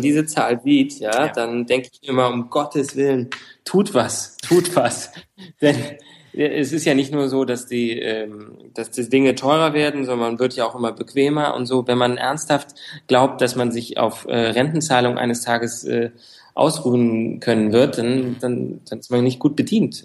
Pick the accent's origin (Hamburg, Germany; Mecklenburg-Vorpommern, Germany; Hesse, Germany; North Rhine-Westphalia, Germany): Hesse, Germany; Frankfurt; Ja, ich bin Frankfurter, also geboren in Frankfurt